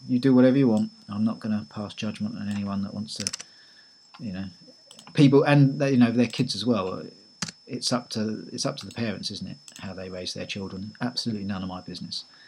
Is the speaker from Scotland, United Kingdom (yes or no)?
no; Eastbourne, South East England, United Kingdom; my hometown of Eastbourne